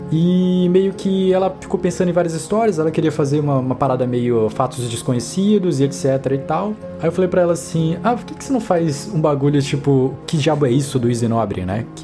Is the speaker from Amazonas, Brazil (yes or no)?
yes; Manaus, Amazonas, Brazil; also born or lived in Brasília; eu sou de Manaus, eu nasci em Manaus, morei um bom tempo da minha vida em Brasília, depois eu voltei para Manaus